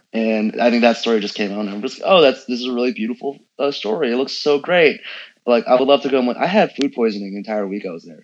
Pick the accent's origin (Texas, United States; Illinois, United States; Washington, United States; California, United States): California, United States; San Francisco; I grew up in San Francisco.